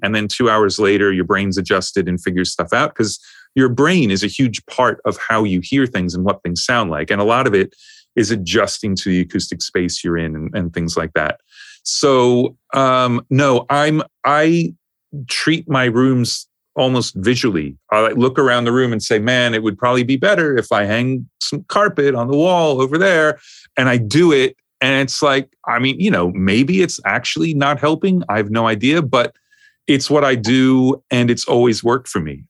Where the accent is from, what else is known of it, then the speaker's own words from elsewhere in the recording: New York, United States; also born or lived in Los Angeles; now in United Kingdom; I grew up in New York